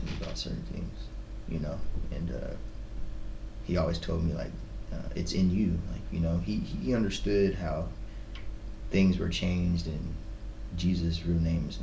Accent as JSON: {"language": "English", "town": "Seattle", "region": "Washington", "country": "United States", "tie": "born or raised there", "said": "I was born in Seattle from America"}